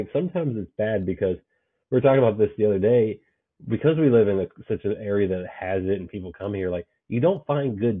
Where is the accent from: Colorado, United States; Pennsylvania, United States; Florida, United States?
Pennsylvania, United States; near Pittsburgh; moved away; I grew up near Pittsburgh